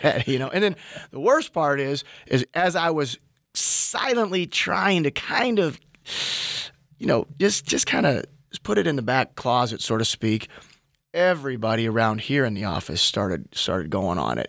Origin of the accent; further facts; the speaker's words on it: Minnesota, United States; moved away as an adult; as a Minnesotan